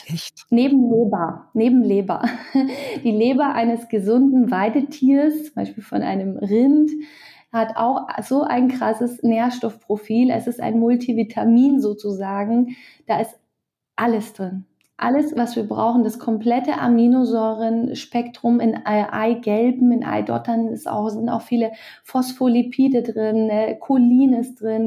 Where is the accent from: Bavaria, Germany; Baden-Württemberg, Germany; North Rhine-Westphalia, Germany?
Bavaria, Germany; bei uns in Bayern